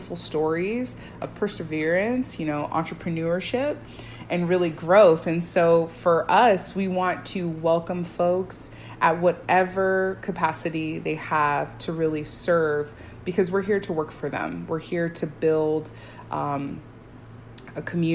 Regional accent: Pine Hills, Florida, United States; I did not grow up in Parramore, but I grew up in Pine Hills.

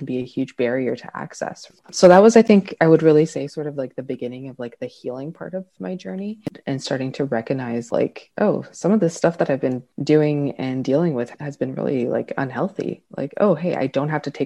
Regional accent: Toronto, Ontario, Canada; I grew up in Scarborough, Ontario, so the east part of Toronto

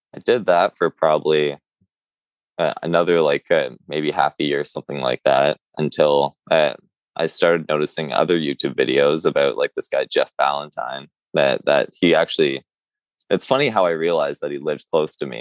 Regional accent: Curve Lake, Ontario, Canada; I grew up in Curve Lake all my life

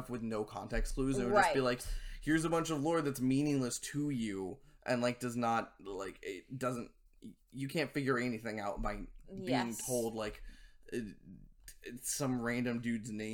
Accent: United States; as an American

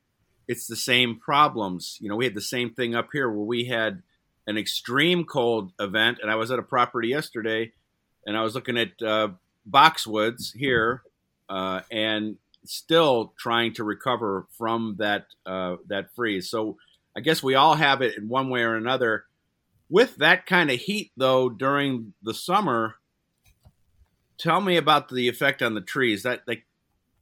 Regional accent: Cleveland, Ohio, United States; I grew up in Cleveland

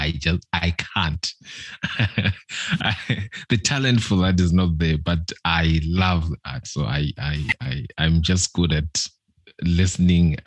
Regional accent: Umzimkulu, KwaZulu-Natal, South Africa; now in Pinetown, South Africa; a rural boy from Umzimkulu in South Africa, KZN

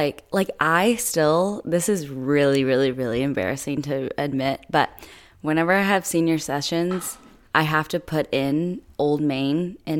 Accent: Fayetteville, Arkansas, United States

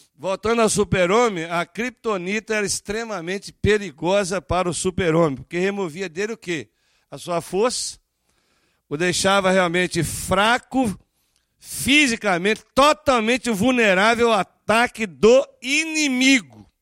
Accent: Brazil; moved away; somos brasileiros

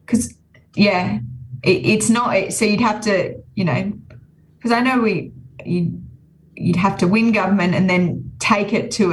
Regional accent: New South Wales, Australia; I'm from New South Wales

